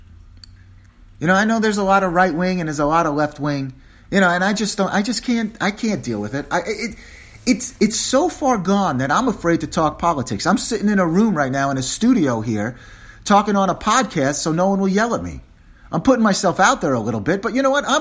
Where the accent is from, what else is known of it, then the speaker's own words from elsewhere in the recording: New York City, New York, United States; now in Washington, United States; I'm a New Yorker